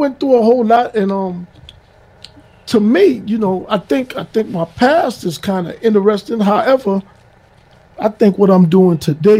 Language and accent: English; New York City, New York, United States; I'm from Hollis, Queens. I'm 56 years old, so my era was really the 80s. I was a young man in the 80s.